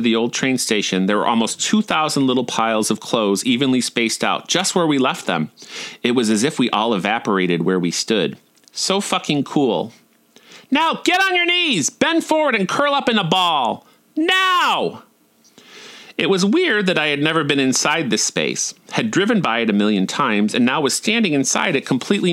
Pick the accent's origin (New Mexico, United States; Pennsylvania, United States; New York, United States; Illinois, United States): New York, United States; Buffalo; moved away; also born or lived in Orlando; my hometown